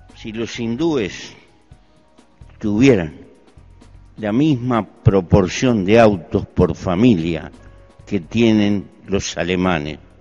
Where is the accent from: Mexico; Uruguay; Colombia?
Uruguay; Pertenezco a un pequeño país muy bien dotado de recursos naturales para vivir. En mi país hay 3 millones de habitantes